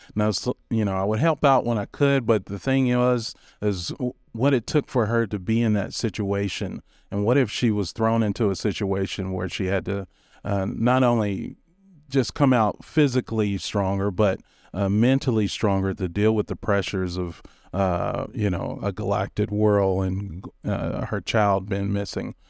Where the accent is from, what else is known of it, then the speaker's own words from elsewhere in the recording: Kentucky, United States; moved away; I'm originally from Kentucky